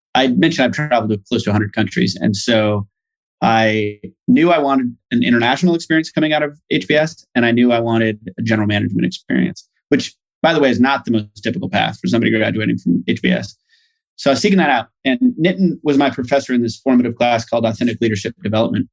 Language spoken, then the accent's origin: English; Boise, Idaho, United States; moved away as an adult; also born or lived in United Kingdom / Nairobi, Kenya; I grew up in Boise